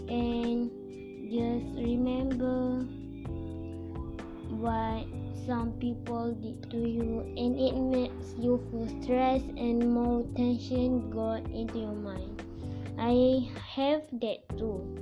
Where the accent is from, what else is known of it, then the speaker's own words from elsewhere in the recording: Malaysia; I'm Malaysian too.